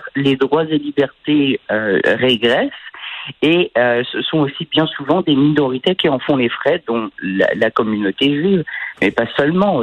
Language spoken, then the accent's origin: French; France; quand j'étais enfant en France